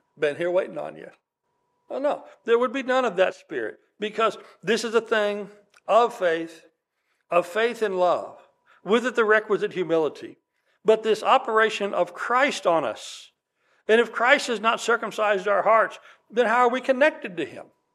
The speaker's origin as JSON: {"language": "English", "region": "West Texas", "country": "United States", "tie": "born or raised there", "said": "I grew up in West Texas"}